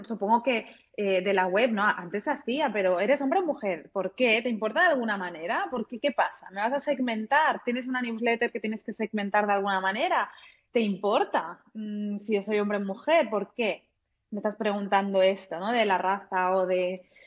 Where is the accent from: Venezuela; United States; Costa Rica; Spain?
Spain; Catalonia; moved away as an adult; now in Germany; yo nací crecí en España